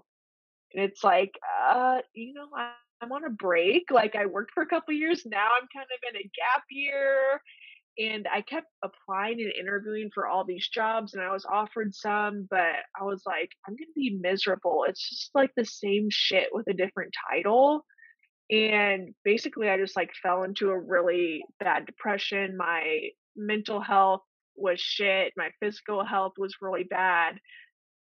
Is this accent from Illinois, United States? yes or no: yes; Illinois, United States; moved away as an adult; also born or lived in Omaha, Nebraska; I'm from Illinois originally